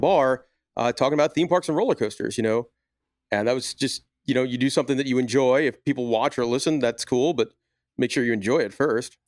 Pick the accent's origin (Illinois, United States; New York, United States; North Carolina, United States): New York, United States; Long Island; I grew up on Long Island in New York.